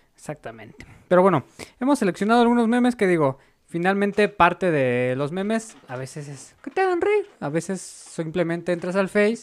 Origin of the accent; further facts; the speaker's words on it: Mexico; nuestro país